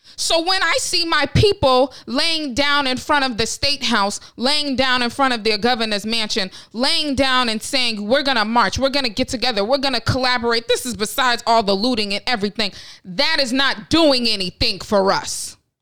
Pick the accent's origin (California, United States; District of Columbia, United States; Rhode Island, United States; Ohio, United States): Ohio, United States; Westlake; I was born in Westlake, Ohio